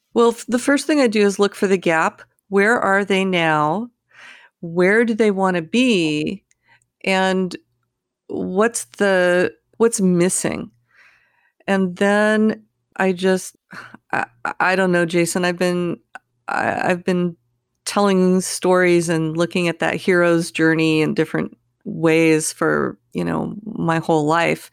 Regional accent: California, United States; I grew up in California

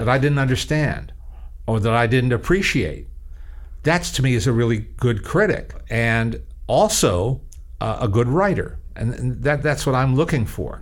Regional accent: Teaneck, New Jersey, United States; now in Los Angeles, United States; my local library, which is just a few blocks away in my hometown in Teaneck, New Jersey.

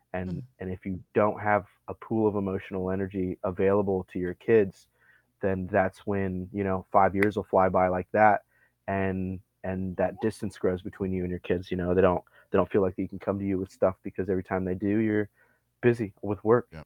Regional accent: Montana, United States; moved away as an adult; also born or lived in Libby, Montana / Arizona / upstate New York; now in Texas, United States; Born and raised in Montana

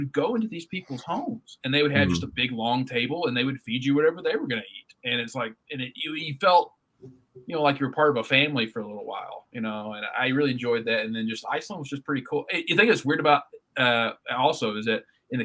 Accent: United States; as an American

